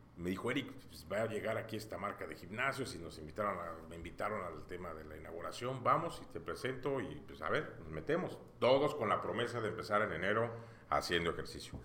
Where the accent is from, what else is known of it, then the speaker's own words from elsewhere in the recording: Mexico; Como buen mexicano